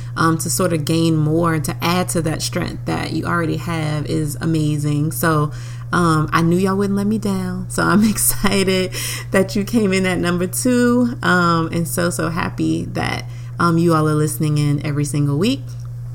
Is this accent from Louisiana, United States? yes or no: yes; New Orleans, Louisiana, United States; moved away; my hometown, New Orleans, Louisiana.